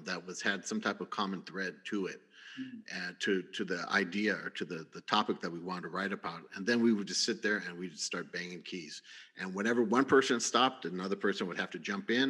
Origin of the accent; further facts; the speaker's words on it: San Bernardino, California, United States; since I was a Chicano from San Bernardino